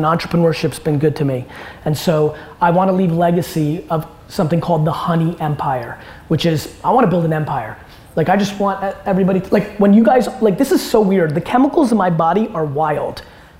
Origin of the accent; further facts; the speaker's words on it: California, United States; I grew up in Silicon Valley, that era of Web 2.0 when everybody idolized Steve Jobs.